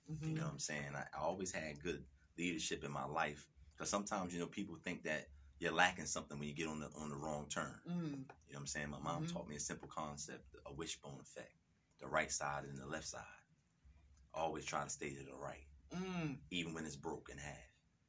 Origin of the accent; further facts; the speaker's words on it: Canada; I got caught up in the street, you know what I'm saying? You know, born and raised in Canada, you know what I mean?